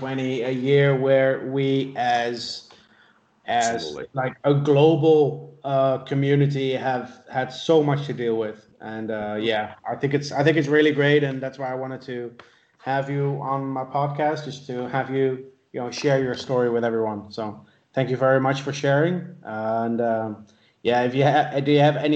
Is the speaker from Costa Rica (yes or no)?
no; Netherlands; moved away; I grew up in the Netherlands. We played soccer as kids every afternoon after school.